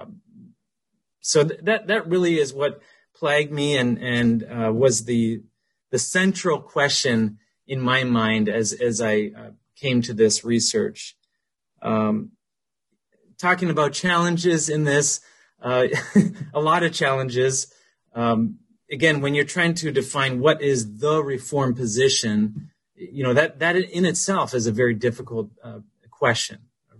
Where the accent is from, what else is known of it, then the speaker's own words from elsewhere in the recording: Ontario, Canada; I grew up in Ontario, Canada, so I'm a Canadian, so please don't hold that against me.